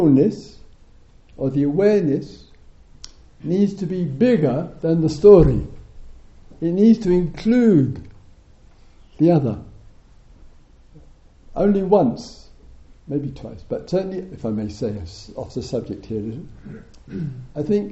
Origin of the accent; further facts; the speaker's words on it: England, United Kingdom; we're English